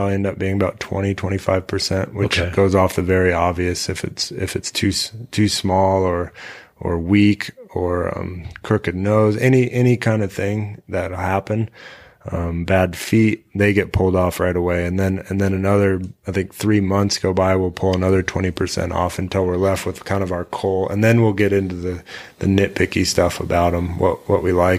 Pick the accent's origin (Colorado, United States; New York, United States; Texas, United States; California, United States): Colorado, United States; Colorado ranch, United States; I kind of grew up in two worlds, which mm-hmm. is I lived out here and this was my life, but I also lived in town